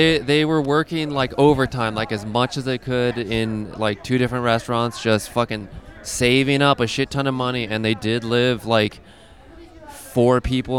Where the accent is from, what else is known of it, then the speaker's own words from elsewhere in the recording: Arizona, United States; now in Michigan, United States; I'm from Arizona, and like I worked with these Mexicans. Like, I'm half Mexican